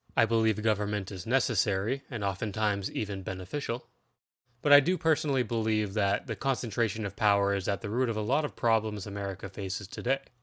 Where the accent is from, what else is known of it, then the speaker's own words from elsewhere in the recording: Ontario, Canada; I'm a nineties kid that lives in Ontario, Canada. Yes, I am Canadian